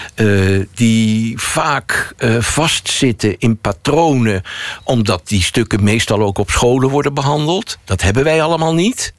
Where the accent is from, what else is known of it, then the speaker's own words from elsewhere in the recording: Netherlands; als Nederlanders